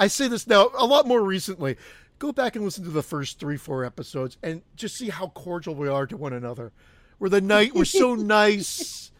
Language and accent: English; Canada; I'm a Canadian. I'm Canadian.